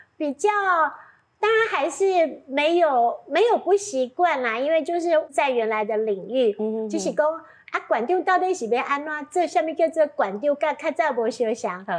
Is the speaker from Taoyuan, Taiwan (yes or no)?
no; Pingtung County, Taiwan; 我想屏东是我的家乡